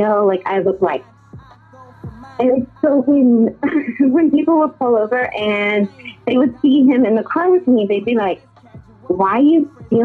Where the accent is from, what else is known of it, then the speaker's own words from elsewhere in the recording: Denver, Colorado, United States; also born or lived in Decatur, Illinois; I was actually born in Decatur, which is kind of outside of Chicago. But I have lived in Denver most of my life